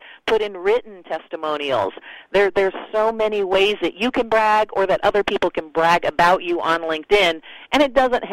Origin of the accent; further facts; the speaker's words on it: Canada; also born or lived in Sweden; I'm Canadian and Swedish